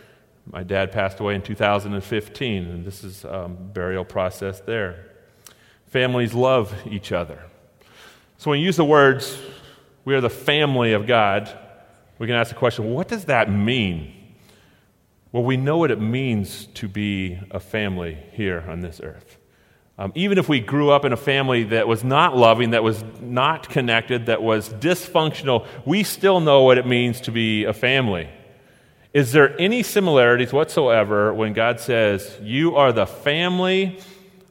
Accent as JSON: {"language": "English", "region": "Oregon", "country": "United States", "said": "we're from Oregon"}